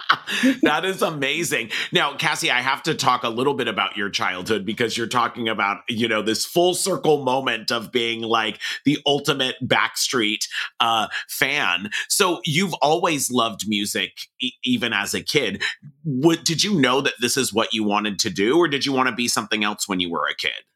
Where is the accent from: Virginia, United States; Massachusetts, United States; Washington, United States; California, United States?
California, United States; Los Angeles; I grew up in Hollywood in the entertainment business